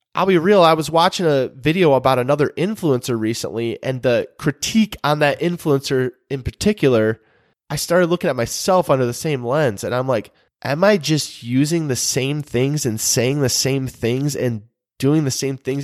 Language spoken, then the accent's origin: English; Michigan, United States; moved away as an adult; now in North Carolina, United States; we're originally from Michigan